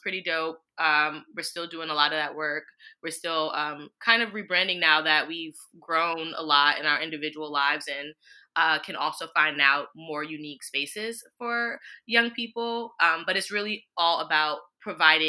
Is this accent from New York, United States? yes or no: yes; New York City, New York, United States; also born or lived in Brooklyn; Khaair and I grew up in Jamaica, Queens